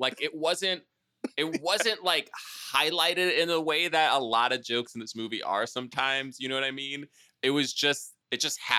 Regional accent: New York, United States; moved away; Well, I'm from New York. I don't know if you know this. I was born in New York.

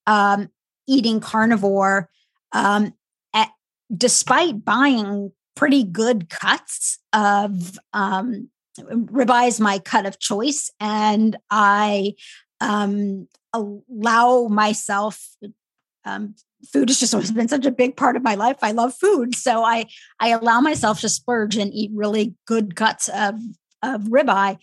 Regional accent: a small Midwestern town, United States; I am of Indian heritage and I grew up in a really small Midwestern town

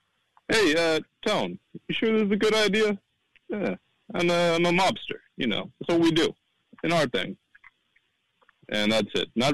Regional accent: San Diego, California, United States; moved away; I'm not from here. I'm from San Diego.

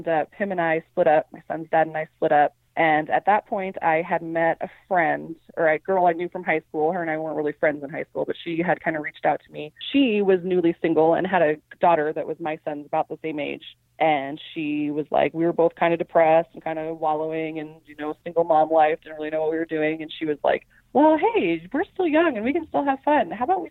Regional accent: Prescott, Arizona, United States; I'm from Prescott, Arizona, which is a little town in northern Arizona

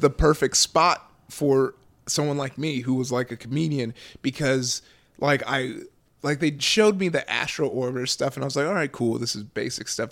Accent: Southern California, United States; I grew up out here in Southern California

